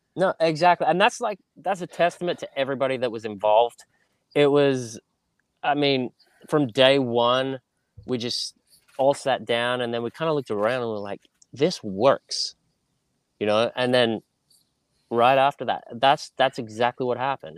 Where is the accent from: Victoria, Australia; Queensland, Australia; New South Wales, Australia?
New South Wales, Australia; Sydney; moved away as an adult; also born or lived in United Kingdom; now in United States; growing up in Australia, um, in Sydney, Northern Beaches, which is a small little beach community